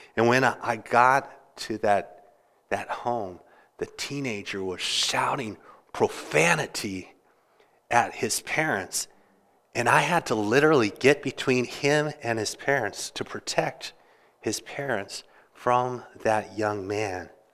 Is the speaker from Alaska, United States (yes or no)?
no; Kansas, United States; now in Interlaken, New York, United States; I grew up in Kansas